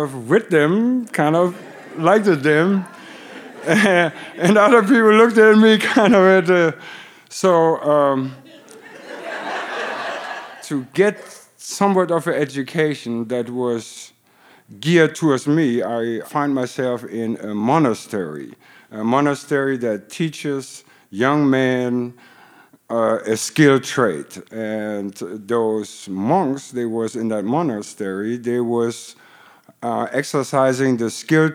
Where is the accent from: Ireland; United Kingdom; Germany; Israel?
Germany; English is a second language; moved away as an adult; also born or lived in Detroit / Hollywood; now in United States; I grew up in Germany